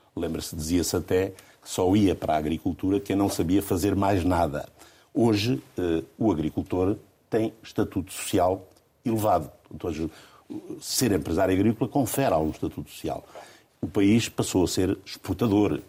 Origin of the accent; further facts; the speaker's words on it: Alentejo, Portugal; nasci e sempre vivi no Alentejo